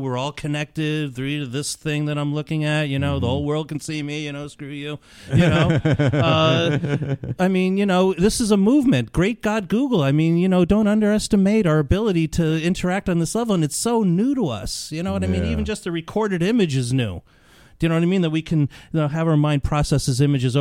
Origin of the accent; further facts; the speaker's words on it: New York, United States; I grew up in New York